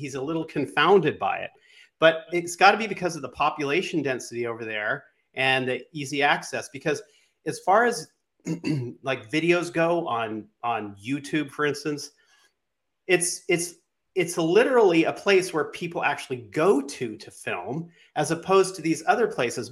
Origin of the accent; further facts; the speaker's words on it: West Coast, United States; moved away; also born or lived in New York; I grew up on the West Coast, then I moved to New York for a while.